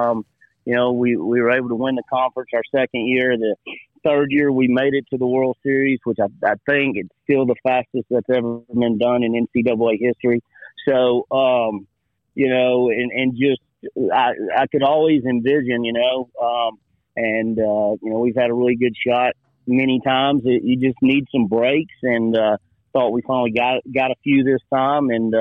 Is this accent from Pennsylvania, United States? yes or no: no; Waco, Texas, United States; I grew up in Waco